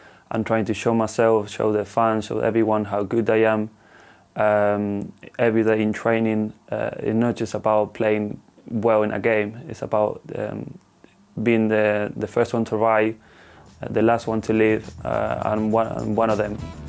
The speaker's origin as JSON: {"language": "English", "region": "England", "country": "United Kingdom", "tie": "born or raised there", "second_language": "English", "said": "It means everything. I grew up here. I learned English in UK. I got everything in UK."}